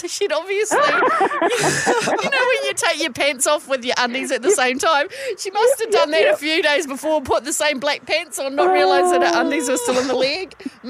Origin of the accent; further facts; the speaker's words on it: New Plymouth, Taranaki, New Zealand; now in Auckland, New Zealand; when I grew up in New Plymouth.